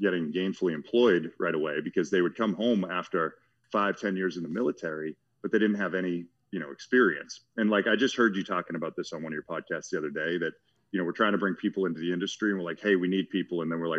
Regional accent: Watertown, Massachusetts, United States; I am a plumber from Watertown, Massachusetts. I did not know we had a plumbing museum.

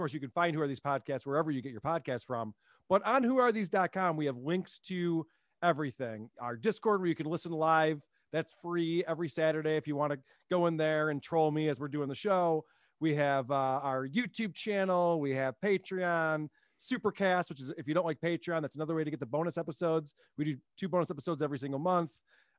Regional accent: Germany; Maybe it's a generational thing, or maybe it's, you know, growing up in Germany.

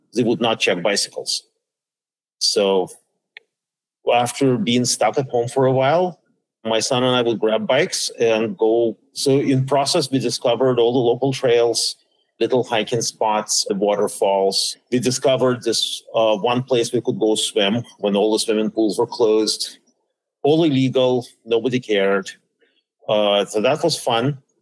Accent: Saint Petersburg, Russia; also born or lived in Minnesota / Pittsburgh; now in Washington, D.C., United States; I was born in St. Petersburg, Russia, back then known as Leningrad. Then I ended up in DC by way of uh, Minnesota

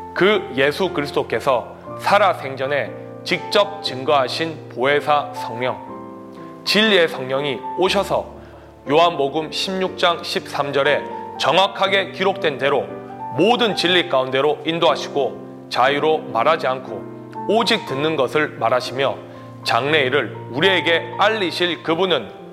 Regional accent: South Korea; now in Fiji; 기독교인으로서 나아가 한국인으로서

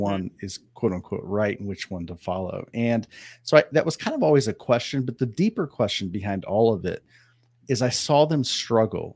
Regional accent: Ohio, United States; now in Southern California, United States; I grew up in Ohio

